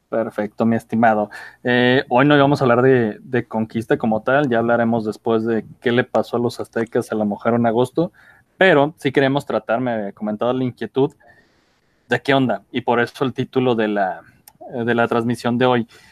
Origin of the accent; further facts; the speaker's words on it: Mexico; Nosotros como mexicanos no somos ni indígenas ni somos españoles, somos esta mezcla